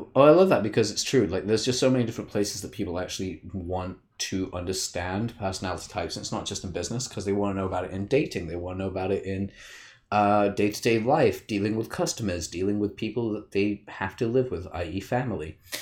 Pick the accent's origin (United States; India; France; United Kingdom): United Kingdom; I'm a Brit